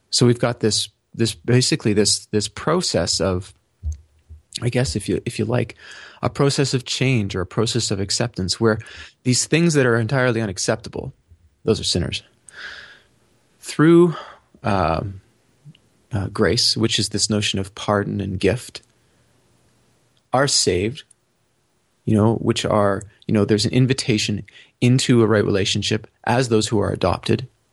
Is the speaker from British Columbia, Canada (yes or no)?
no; Toronto, Ontario, Canada; I was born in Tor-, in, in Toronto to two people who are Canadian citizens